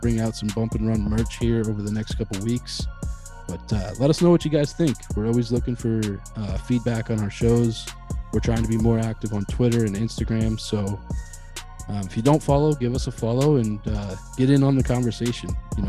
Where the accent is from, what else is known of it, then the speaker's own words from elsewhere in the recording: Western Central Pennsylvania, United States; Growing up in Western Central Pennsylvania, you know, I was surrounded by Pittsburgh Steelers fans